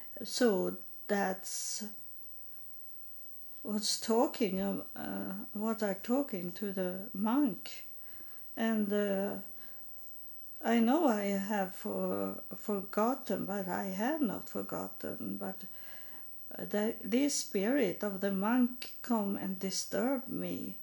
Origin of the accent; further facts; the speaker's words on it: Sweden; English is a second language; also born or lived in United States; I was in my own country, I was still homeless and poor and needy, but I was in my country, and that means very much to could have the same languages and have the same sort of thinking, same culture